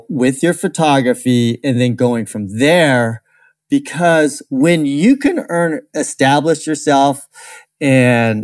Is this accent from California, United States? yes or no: yes; California, United States; I'm from California